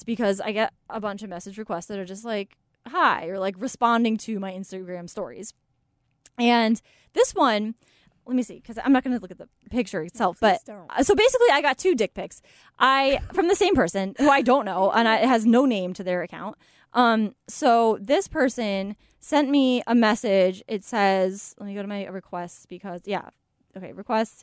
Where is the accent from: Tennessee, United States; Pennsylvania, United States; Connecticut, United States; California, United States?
Connecticut, United States; Killingworth; my hometown, Killingworth, Connecticut